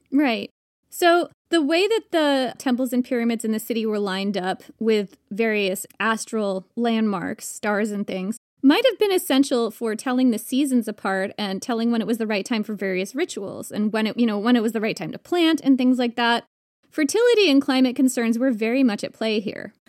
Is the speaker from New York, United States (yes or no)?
yes; New York, United States; a New Yorker who's lived in tiny apartments in New York for much of my adult life